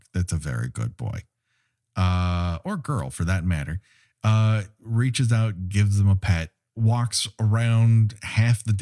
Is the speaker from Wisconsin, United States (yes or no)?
no; Los Angeles, California, United States; my hometown here in Los Angeles